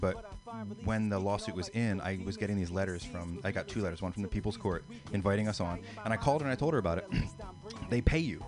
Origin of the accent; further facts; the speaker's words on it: Philadelphia, Pennsylvania, United States; I'm from the Philadelphia area